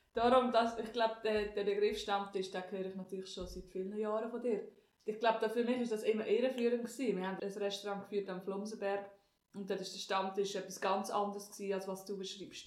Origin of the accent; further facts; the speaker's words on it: Switzerland; Wir sind als Zürcher und Basler sind wir eigentlich die Ausländer dort